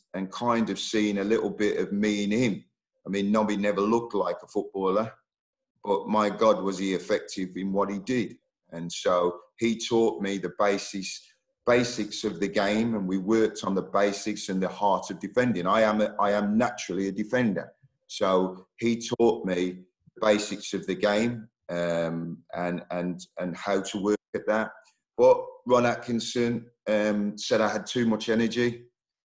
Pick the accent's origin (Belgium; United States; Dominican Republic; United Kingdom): United Kingdom; Oldbury, West Midlands; moved away as an adult; I was born in Albury, West Midlands. My parents are from Jamaica